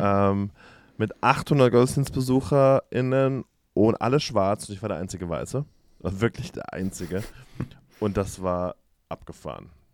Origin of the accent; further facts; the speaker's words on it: Germany; now in United States; als Deutsche